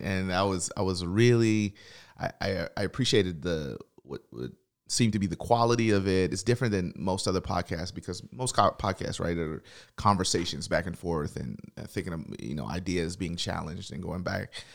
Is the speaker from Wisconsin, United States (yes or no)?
no; Tennessee, United States; I'm from Tennessee